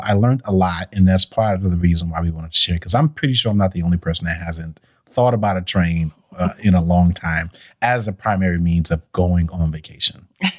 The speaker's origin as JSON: {"language": "English", "town": "Brooklyn", "region": "New York", "country": "United States", "lives_now": "Atlanta, United States", "said": "It was exactly the same year that I came from Brooklyn."}